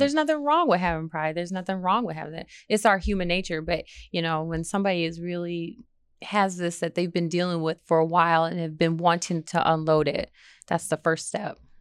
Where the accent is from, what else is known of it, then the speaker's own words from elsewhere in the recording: Michigan, United States; moved away as an adult; now in Redstone Arsenal, United States; I'm from Michigan